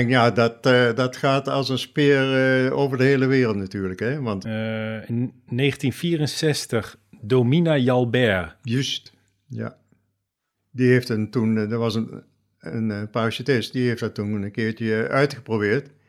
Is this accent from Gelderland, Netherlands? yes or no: no; Nieuwerkerk aan den IJssel, South Holland, Netherlands; Ik kwam uit Nieuwekerk aan de IJssel.